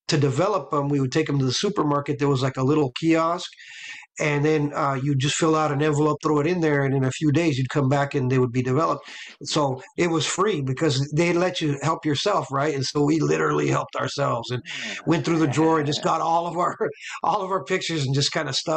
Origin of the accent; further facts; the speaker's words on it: Los Angeles, California, United States; I grew up in LA, you know, the child of an LA story